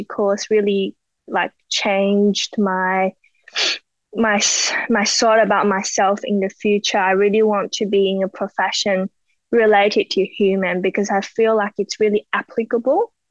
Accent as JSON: {"language": "English", "country": "China", "second_language": "English", "moved": "as an adult", "lives_now": "Australia", "said": "I'm from China"}